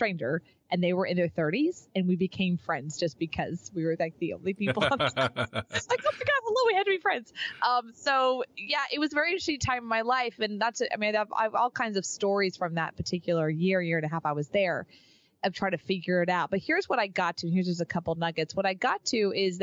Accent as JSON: {"language": "English", "region": "Texas", "country": "United States", "moved": "yes", "lives_now": "Austin, United States", "said": "move to Austin, which was kind of coming back home for me. I'm from Texas."}